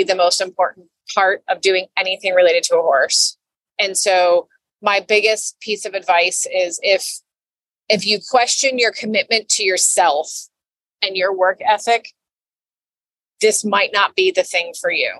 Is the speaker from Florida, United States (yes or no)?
yes; Florida, United States; also born or lived in New York; I'm born and raised in Florida